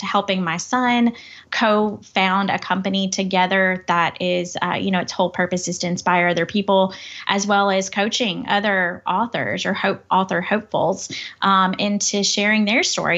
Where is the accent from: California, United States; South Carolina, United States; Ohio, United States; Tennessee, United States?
Tennessee, United States; Crockett County, West; also born or lived in Memphis; I come from West Tennessee. It's a, a small town. It's, uh, Crockett County